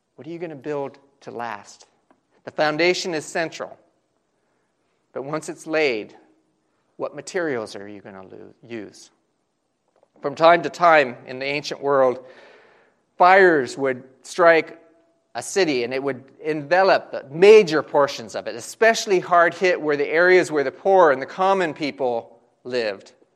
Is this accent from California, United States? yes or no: yes; Southern California, United States; growing up in Southern California